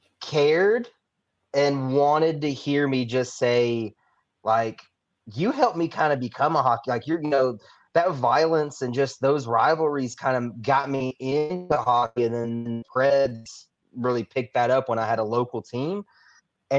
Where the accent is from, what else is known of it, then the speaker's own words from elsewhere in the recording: Tennessee, United States; I grew up obviously in Tennessee